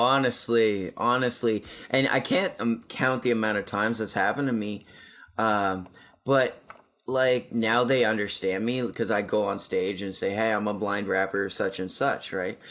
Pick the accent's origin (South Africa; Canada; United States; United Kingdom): Canada; Amherst, Nova Scotia; now in Moncton, Canada; I'm opening up for him in my hometown